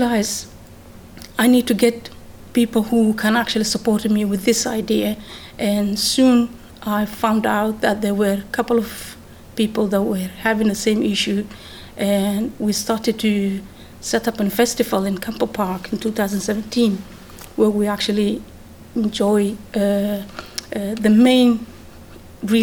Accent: Netherlands; moved away as an adult; also born or lived in Mogadishu, Somalia / Amsterdam, Netherlands; now in Milton Keynes, United Kingdom; I was born actually in Mogadishu and grew up in Holland

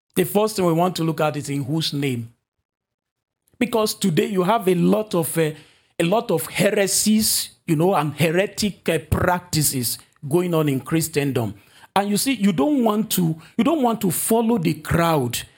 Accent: Nigeria; moved away; my home country, Nigeria

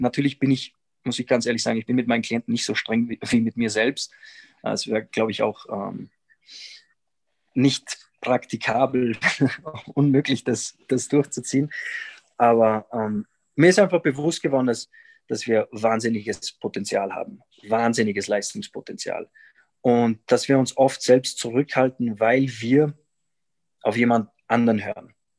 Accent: Salzburg, Austria; moved away as an adult; now in Quito, Ecuador; ich komm aus, aus Salzburg, Österreich und lebe seit bald drei Jahren hier in, in Quito in Ecuador.

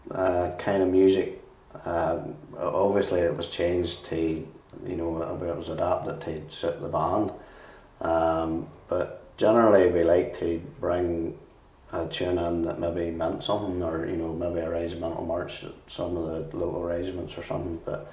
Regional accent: Ballymena, Northern Ireland, United Kingdom; I grew up in Ballykeel

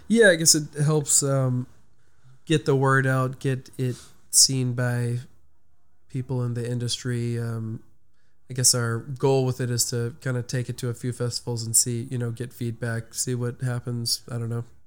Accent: Orange, United States; I grew up in Orange right around the corner

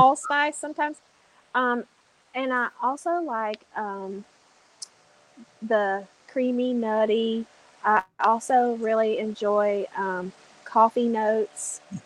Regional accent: Appalachia, United States; I'm Southern. Yeah. And I'm Appalachian.

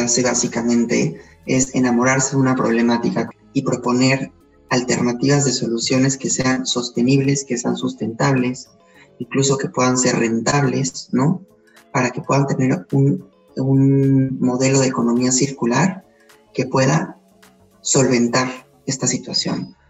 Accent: Puebla, Mexico; also born or lived in Spain; soy poblano, soy mexicano y español

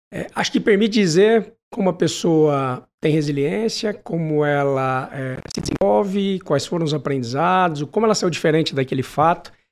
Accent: São José do Rio Preto, São Paulo, Brazil; Eu sou de Rio Preto, vem tomar um café comigo.

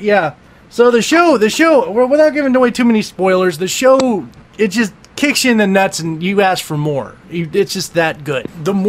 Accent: California, United States; we're both from California

